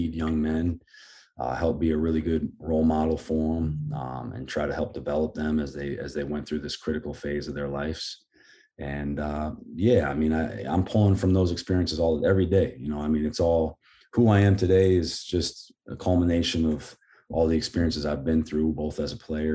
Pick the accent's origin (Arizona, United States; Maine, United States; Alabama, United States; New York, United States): Maine, United States; Portland; coming from here, growing up in the Portland area